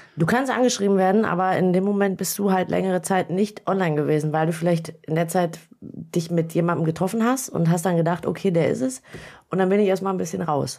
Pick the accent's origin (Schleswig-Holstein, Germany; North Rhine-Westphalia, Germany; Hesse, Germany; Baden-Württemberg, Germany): North Rhine-Westphalia, Germany; Büren; ich komme aus Büren